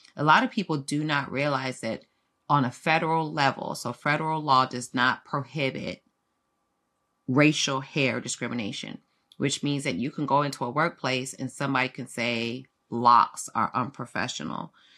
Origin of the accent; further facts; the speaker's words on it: South Florida, United States; also born or lived in London, United Kingdom; I'm from U K, was raised in South Florida, but, uh, I was born in London